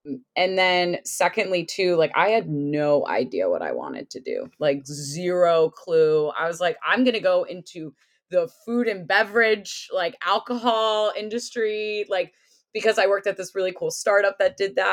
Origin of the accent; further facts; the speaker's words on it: United States; also born or lived in Connecticut / Washington, D.C. / Ohio; I grew up in Connecticut and in DC